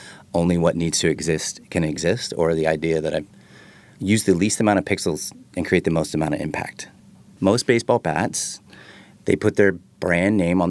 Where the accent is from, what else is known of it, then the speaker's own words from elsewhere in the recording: Texas, United States; So I'm from Texas, and everybody knows who Ian is.